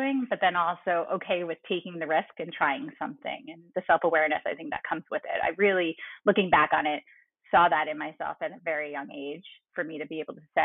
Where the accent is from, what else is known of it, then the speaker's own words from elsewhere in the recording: New York, United States; I'm a New Yorker, a true New Yorker. My family is all in this greater New York area.